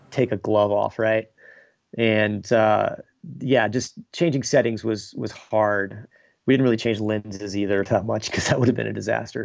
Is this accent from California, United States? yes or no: no; Texas, United States; I grew up in Texas in, like, a, a smaller town